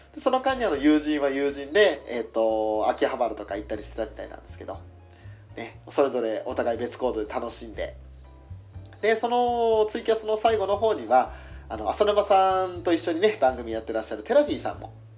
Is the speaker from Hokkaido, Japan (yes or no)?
yes; Hokkaido, Japan; accent: Hokkaido dialect; 俺なんか今、北海道弁、ちょっと無意識に喋ってたかな